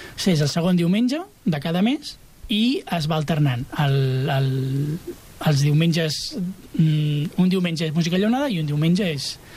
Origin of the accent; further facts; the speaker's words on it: Santa Perpètua de Mogoda, Catalonia, Spain; moved away as an adult; now in Castellar del Vallès, Spain; jo soc de, de, de Santa Perpètua.